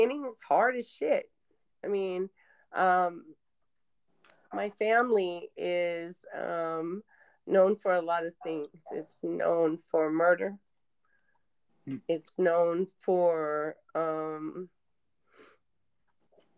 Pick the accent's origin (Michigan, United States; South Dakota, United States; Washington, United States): South Dakota, United States; Rosebud; now in Nebraska, United States; I'm in Nebraska currently, but I hail from South Dakota, from Rosebud